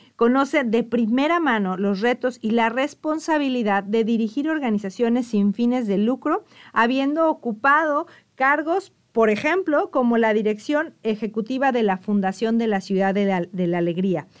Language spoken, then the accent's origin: Spanish; Mexico; muchos mexicanos no conocemos